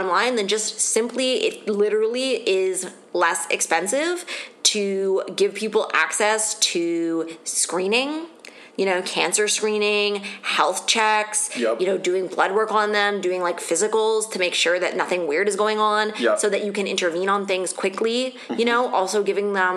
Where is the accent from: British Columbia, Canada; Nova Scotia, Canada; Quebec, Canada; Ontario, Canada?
Ontario, Canada; it's also getting bad in Ontario where I'm from.